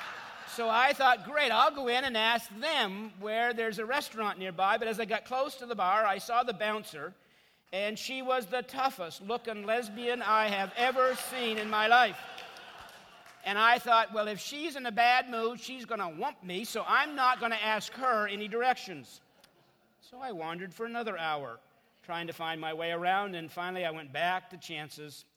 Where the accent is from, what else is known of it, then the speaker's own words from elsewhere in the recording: Canada; I'm from Canada, and so I have an accent, apparently.